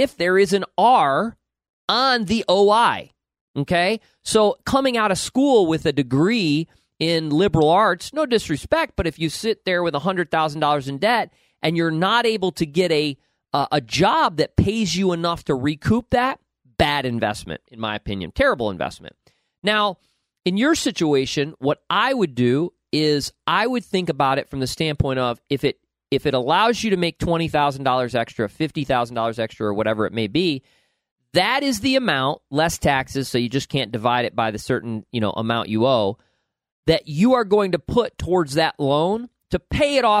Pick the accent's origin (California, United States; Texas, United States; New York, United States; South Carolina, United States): New York, United States; upstate; moved away; every person I grew up with in upstate New York